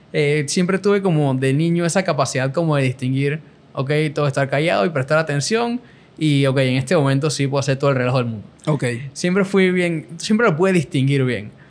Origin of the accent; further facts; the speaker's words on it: Panama; soy de Panamá